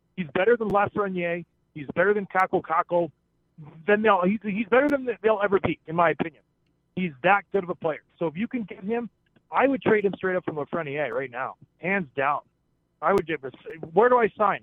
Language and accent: English; St. Catharines, Ontario, Canada; I was from St. Catharines